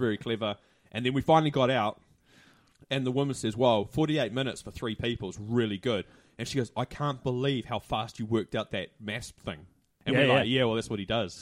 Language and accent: English; Hamilton, Waikato, New Zealand; asked where I was from and I said, "Hamilton."